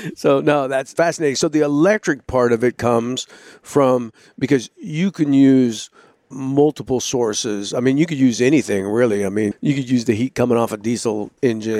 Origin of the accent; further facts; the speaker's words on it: California, United States; moved away; originally I'm from California, I was born in California